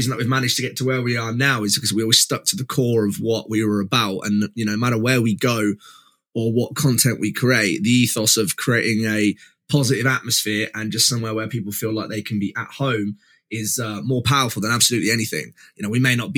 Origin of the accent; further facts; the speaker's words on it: East Midlands, United Kingdom; I am from the East Midlands in the UK.